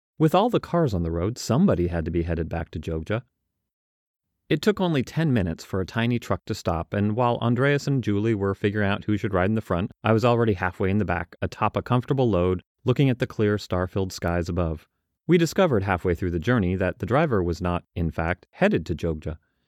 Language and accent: English; Australia; Fools, don't they know I'm Australian?